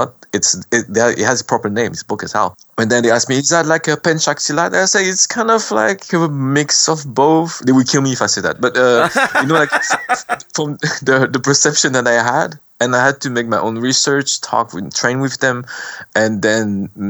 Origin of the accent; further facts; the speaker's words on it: France; we went to France because of the war, and I was born in France.